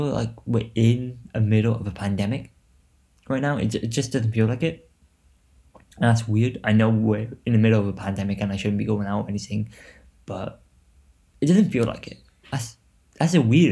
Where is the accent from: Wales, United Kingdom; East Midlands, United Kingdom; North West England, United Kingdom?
Wales, United Kingdom; Newport